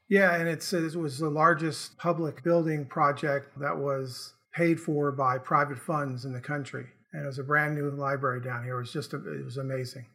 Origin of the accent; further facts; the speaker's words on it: Morristown, New Jersey, United States; moved away as an adult; now in Charleston, United States; I grew up in Morristown, New Jersey. Made my way to West Virginia by going to college at Bethany College, then came down to Charleston, and I've been in Charleston for forty years